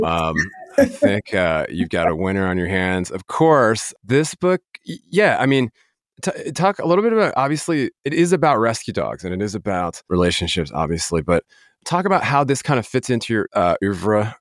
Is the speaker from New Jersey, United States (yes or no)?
no; Denver, Colorado, United States; I'm actually from Denver, Colorado